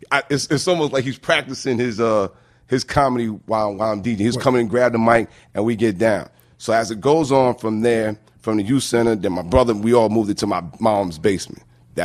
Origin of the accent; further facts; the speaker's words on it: Roosevelt, New York, United States; I was born and raised in Roosevelt.